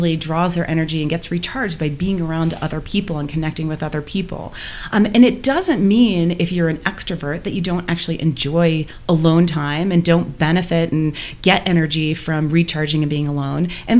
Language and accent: English; Michigan, United States; now in Boulder, United States; We both grew up in Michigan